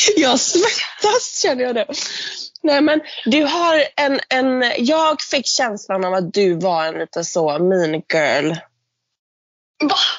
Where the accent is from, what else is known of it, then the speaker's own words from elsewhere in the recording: Gothenburg, Västra Götaland, Sweden; accent: göteborgska; jag har en fantastisk göteborgska